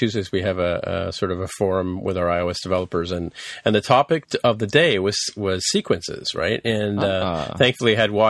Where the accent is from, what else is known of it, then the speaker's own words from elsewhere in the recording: England, United Kingdom; No, because I came from England where we played Snakes and Ladders.